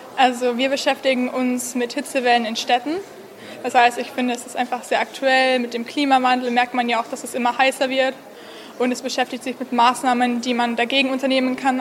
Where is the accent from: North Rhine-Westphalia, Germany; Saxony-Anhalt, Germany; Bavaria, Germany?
Bavaria, Germany; Regensburg; komme aus Regensburg, das ist in Bayern in Deutschland